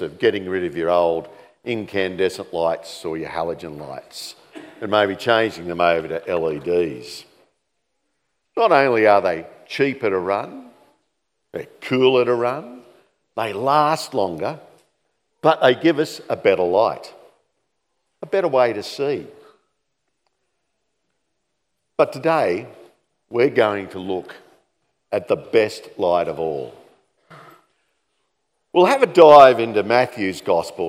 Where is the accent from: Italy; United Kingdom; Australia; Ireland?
Australia; Campbelltown, New South Wales; moved away as an adult; also born or lived in Sydney; now in Dalby, Australia; growing up in Campbelltown, which was about the size of what Dalby is today, there was no light displays.